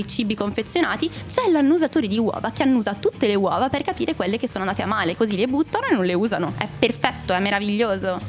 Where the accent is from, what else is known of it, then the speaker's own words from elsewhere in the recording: Monza, Lombardy, Italy; io sono di Monza